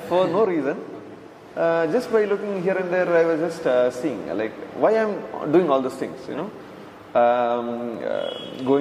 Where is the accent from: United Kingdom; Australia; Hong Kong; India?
India; we come from India